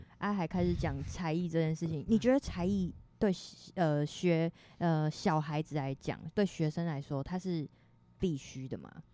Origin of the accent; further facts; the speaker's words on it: Fengshan, Kaohsiung, Taiwan; 同样身为凤山人，想要立言介绍一下我们凤山的，我们的家乡